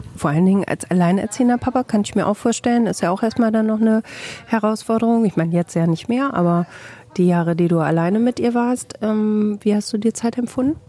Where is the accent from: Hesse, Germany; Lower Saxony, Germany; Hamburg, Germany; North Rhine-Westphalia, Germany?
North Rhine-Westphalia, Germany; Bielefeld